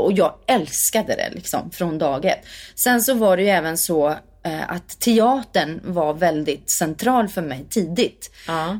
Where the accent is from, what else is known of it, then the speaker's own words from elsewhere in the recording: Värmdö, Stockholm County, Sweden; jag kommer från Värmdö eh, mm. eh, som ligger fyra mil utanför Stockholm. Eh, från landet verkligen. Växte upp med jättemycket körsång